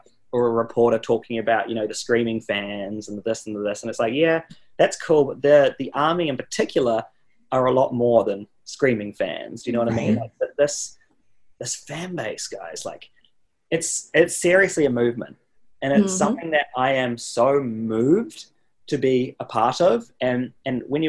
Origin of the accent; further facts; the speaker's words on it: New Zealand; now in United States; I'm so lucky to I guess be from there. And it's definitely helped me out in many ways to be from New Zealand.